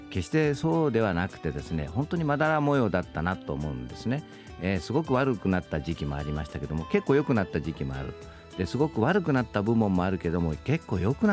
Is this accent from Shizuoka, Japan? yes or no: no; Wakayama, Japan; moved away; 私はあの和歌山県っていうとこの出身なんですけどね和歌山県の人口って大体100万弱なんですよ